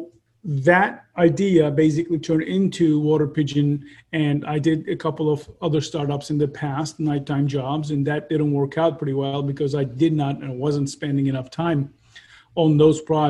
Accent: Turkey; moved away as an adult; also born or lived in Ankara, Turkey; now in San Diego, United States; I am originally from Turkey, and I got my undergrad in Ankara, Middle East Technical University

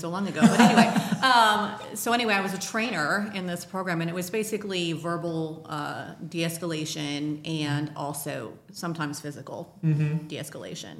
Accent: Danville, Illinois, United States; also born or lived in Portland, Oregon; I grew up in Danville, Illinois

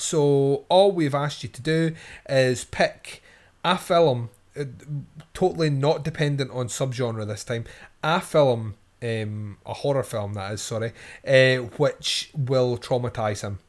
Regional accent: Scotland, United Kingdom; I'm Scottish

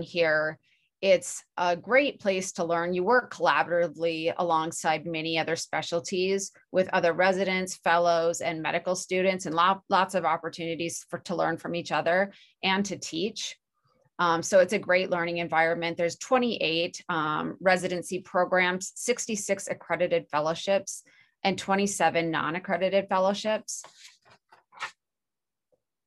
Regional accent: Minnesota, United States; moved away as an adult; also born or lived in Chicago, Illinois / Washington; now in Utah, United States; I'm originally from Minnesota

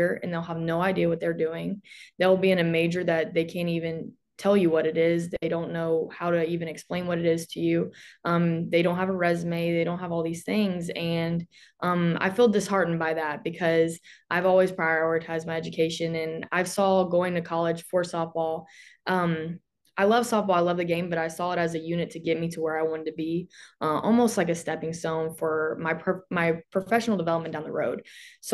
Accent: Paris, Kentucky, United States; moved away as an adult; now in Atlanta, United States; I am from Paris, Kentucky, which is a very small town

